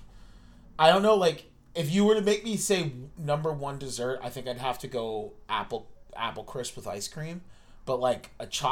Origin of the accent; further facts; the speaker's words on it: Biddeford, Maine, United States; also born or lived in Virginia; my hometown, Biddeford, Maine